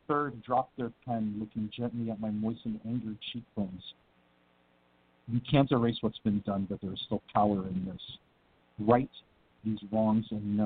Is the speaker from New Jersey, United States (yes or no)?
yes; New Jersey, United States; I'm from Jersey too